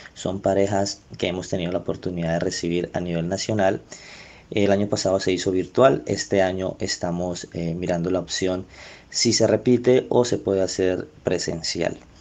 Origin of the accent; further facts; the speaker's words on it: Colombia; lo que nosotros somos como colombianos